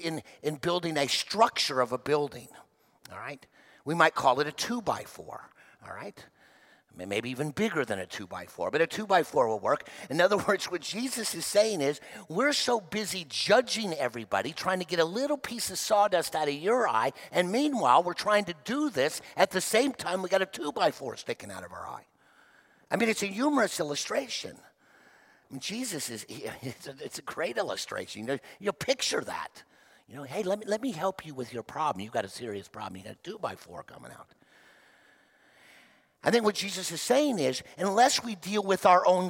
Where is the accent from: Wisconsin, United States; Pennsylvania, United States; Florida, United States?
Florida, United States; Miami; When I was growing up in Miami, Florida